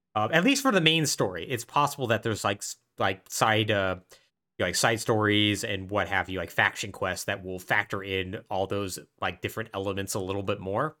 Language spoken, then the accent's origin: English; Southwest, United States; I grew up in the Southwest